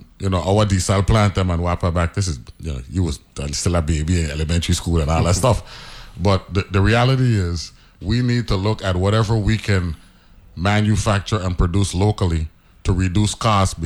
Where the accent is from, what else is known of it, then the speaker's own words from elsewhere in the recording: U.S. Virgin Islands; I'm a Crucian